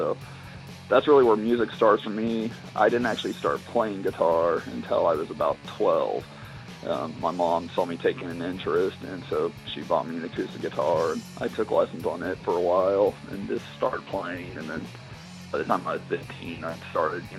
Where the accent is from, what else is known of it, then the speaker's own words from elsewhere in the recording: Missouri, United States; we're actually from Missouri. And Assassin had lived in Marshfield, which is not too far away from Springfield, where I live